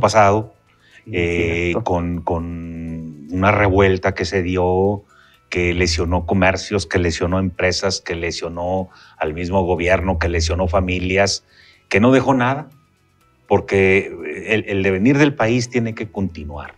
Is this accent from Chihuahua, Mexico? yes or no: no; Durango, Mexico; los duranguenses entendamos